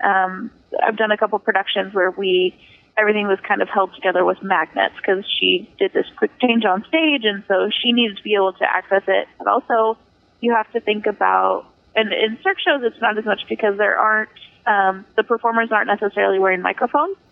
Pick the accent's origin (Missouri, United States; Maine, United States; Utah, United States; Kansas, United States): Kansas, United States; Wichita; moved away as an adult; now in Las Vegas, United States; my first big theater job out of high school um, was being on a wardrobe crew in um, in my hometown